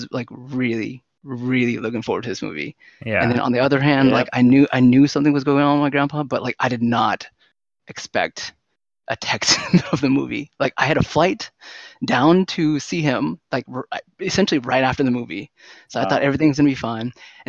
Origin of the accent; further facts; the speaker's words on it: San Jose, California, United States; I'm from San Jose, okay? I'm pretty Vietnamese